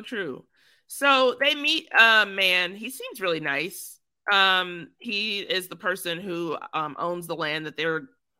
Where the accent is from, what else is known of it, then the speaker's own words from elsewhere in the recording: Texas, United States; You're from Texas, so I am from Texas.